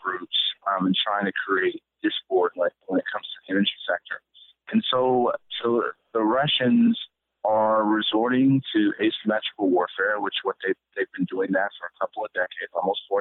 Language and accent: English; San Antonio, Texas, United States; I was born and raised in San Antonio.